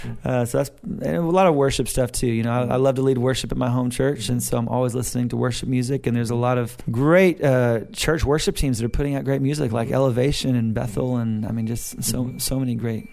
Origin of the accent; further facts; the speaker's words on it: Australia; And my wife said, sorry, we're Australian.